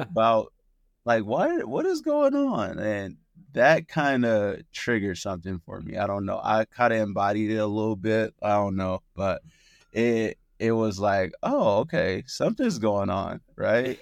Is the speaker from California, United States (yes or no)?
yes; Oakland, California, United States; I grew up in Oakland, California, and I was raised in a single parent household